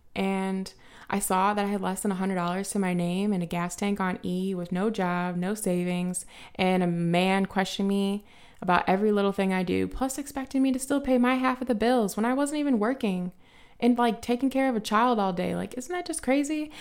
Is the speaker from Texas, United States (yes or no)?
no; Highland, Indiana, United States; I grew up in a small town, um, outside of Chicago called High Land.